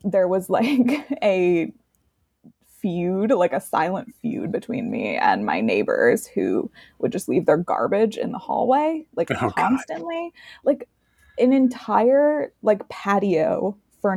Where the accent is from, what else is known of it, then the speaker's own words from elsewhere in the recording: New York City, New York, United States; now in Palo Alto, United States; I'm from New York